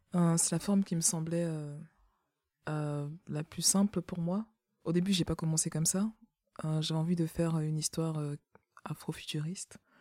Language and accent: French; Cameroon; moved away; je suis née au Cameroun